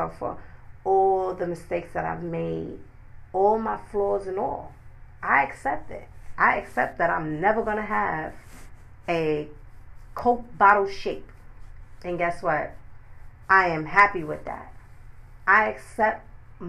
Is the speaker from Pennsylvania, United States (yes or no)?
no; New York City, New York, United States; I'm from New York City